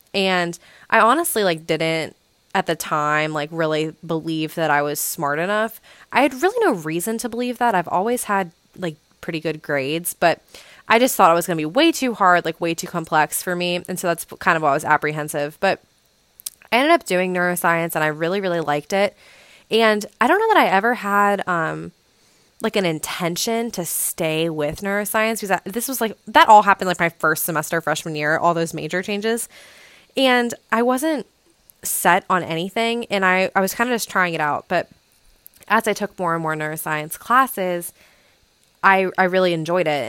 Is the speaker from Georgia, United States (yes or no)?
no; West Virginia, United States; also born or lived in Blacksburg, Virginia; have been living in my hometown, which is in, like, B F E, West Virginia